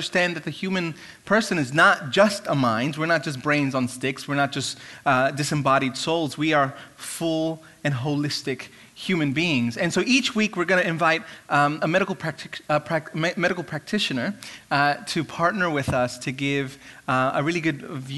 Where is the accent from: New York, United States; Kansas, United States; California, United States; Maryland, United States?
New York, United States; New York City; moved away as an adult; now in United Kingdom; growing up in Brooklyn, in the church that I went